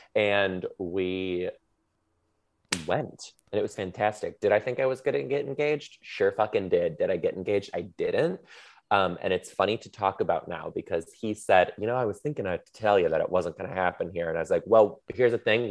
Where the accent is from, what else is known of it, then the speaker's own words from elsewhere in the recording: Detroit, Michigan, United States; I'm from Detroit